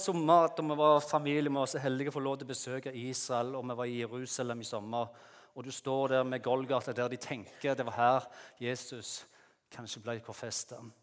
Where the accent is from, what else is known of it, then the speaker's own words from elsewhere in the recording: Jæren, Rogaland, Norway; moved away as an adult; now in Lyngdal, Norway; det er ikke det at vi ikke har fine strendene på Jæren, der jeg kommer fra